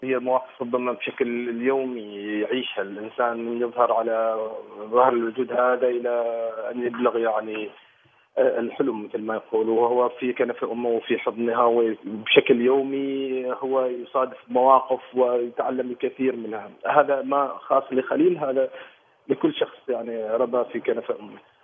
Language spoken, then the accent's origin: Arabic; Oman; انا مسرحي عماني